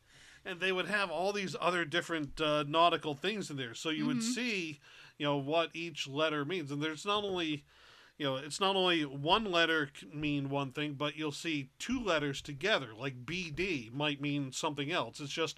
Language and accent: English; Rhode Island, United States; Growing up in Rhode Island and going to a private school